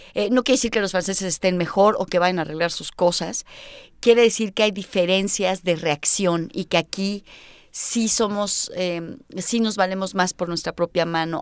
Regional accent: Mexico; yo nací en México

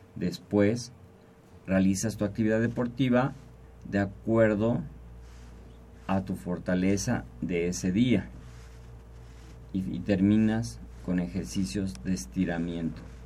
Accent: Mexico; La sociedad mexicana somos, la familia mexicana es muy unida

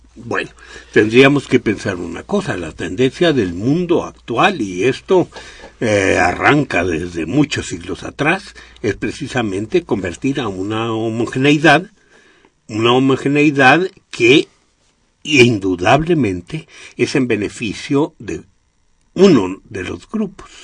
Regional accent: Mexico; de los muchos que somos mexicanos

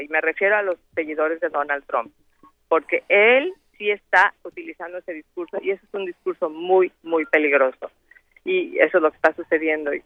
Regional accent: Mexico; moved away

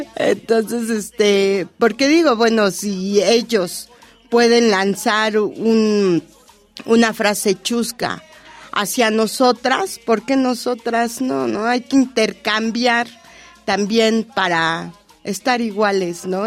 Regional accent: Mexico City, Mexico; desde La Habana, Tacuba, barrio de la Huichapan, Tacubita la Bella.

